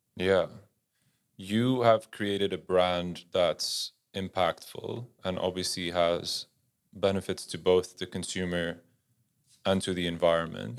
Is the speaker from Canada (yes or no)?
no; Netherlands; moved away; I grew up in Holland